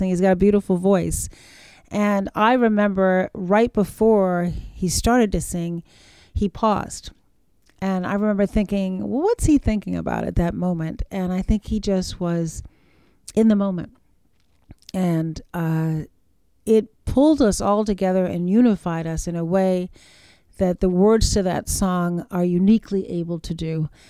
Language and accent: English; Charleston, South Carolina, United States; you know day by day on the streets of my hometown charleston